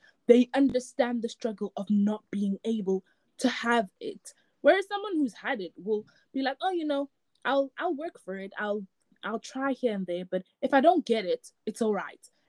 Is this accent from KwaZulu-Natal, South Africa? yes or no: yes; Durban, KwaZulu-Natal, South Africa; moved away as an adult; now in England, United Kingdom; I grew up in Durban